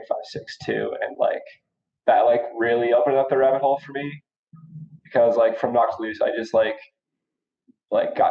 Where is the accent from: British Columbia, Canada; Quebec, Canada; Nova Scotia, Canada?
British Columbia, Canada; Cranbrook; now in Calgary, Canada; my hometown Cranbrook